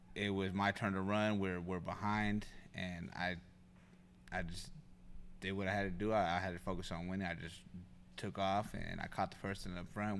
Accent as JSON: {"language": "English", "town": "North Highlands", "region": "California", "country": "United States", "tie": "born or raised there", "also_born_or_lived": "Sacramento", "said": "I was, uh, born in Sacramento, and, and we were raised in North Highlands."}